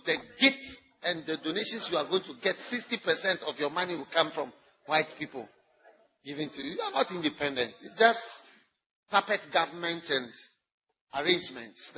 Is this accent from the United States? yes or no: no; Ghana; first language English